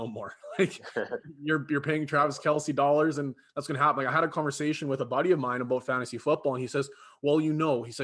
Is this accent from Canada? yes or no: yes; Canada; as a Canadian